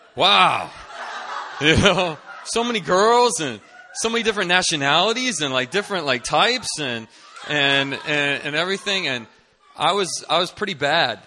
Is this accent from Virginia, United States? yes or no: yes; Northern Virginia, United States; moved away as an adult; now in Seoul, South Korea; I'm originally from Northern Virginia, D C area